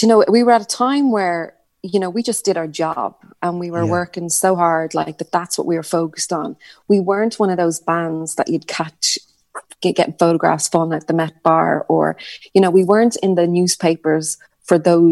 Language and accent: English; Ireland; we're Irish